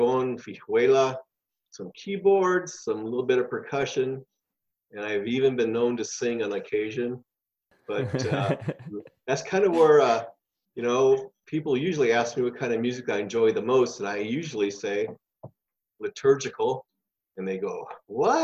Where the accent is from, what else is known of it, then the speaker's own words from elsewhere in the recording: Los Angeles, California, United States; also born or lived in San Diego; I was born in East LA and at the Japanese Hospital of East